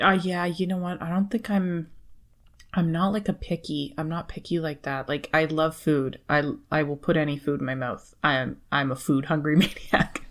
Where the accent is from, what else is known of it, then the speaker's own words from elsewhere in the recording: Canada; I was born and raised in Canada